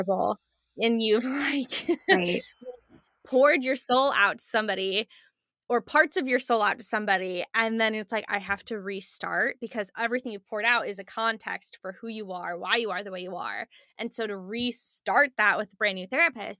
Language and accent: English; Chicago, Illinois, United States; moved away as an adult; now in Texas, United States; I'm originally from Chicago, was in Chicago